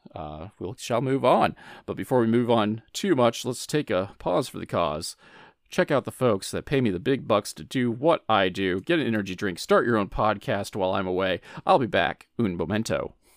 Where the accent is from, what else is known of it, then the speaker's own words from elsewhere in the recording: Midwest, United States; I'm from the Midwest